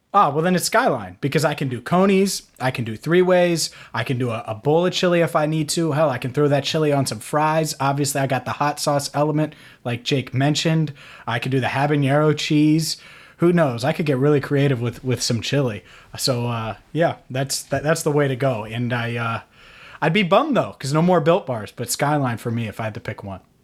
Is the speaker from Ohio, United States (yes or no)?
yes; St. Bernard, Ohio, United States; I'm from Cincinnati. So I grew up in Saint Bernard